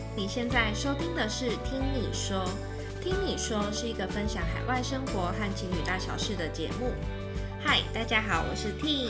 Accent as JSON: {"language": "Chinese", "country": "Taiwan", "moved": "yes", "lives_now": "Melbourne, Australia", "said": "我们不在自己的家乡"}